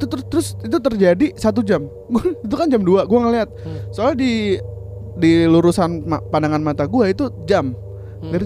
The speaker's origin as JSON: {"language": "Indonesian", "town": "Sukabumi", "region": "West Java", "country": "Indonesia", "said": "uh, itu gue gue lagi ke kampung gue ya, di Sukabumi"}